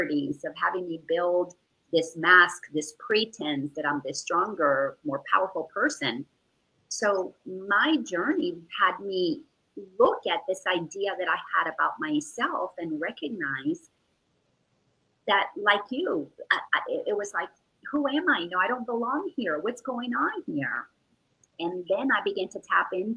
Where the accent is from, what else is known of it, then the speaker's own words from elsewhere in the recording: Dominican Republic; I grew up in the Dominican Republic